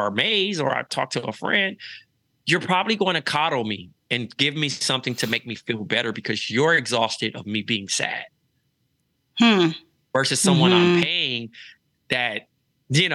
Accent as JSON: {"language": "English", "town": "Los Angeles", "region": "California", "country": "United States", "tie": "born or raised there", "also_born_or_lived": "Iowa", "moved": "as an adult", "lives_now": "New York City, United States", "said": "Growing up in Los Angeles is Groundhog's Day"}